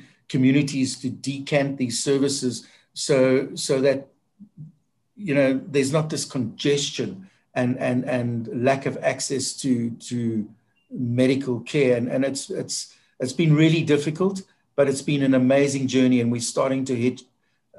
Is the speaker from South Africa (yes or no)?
yes; South Africa; as a South African